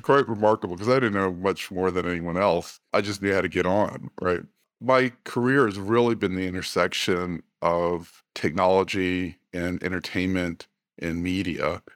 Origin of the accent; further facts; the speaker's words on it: Washington, District of Columbia, United States; I was born in the Washington, D C area.